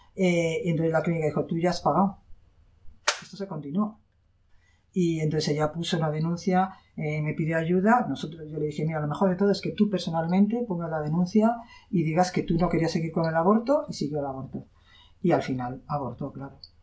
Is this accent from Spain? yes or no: yes; Spain; soy española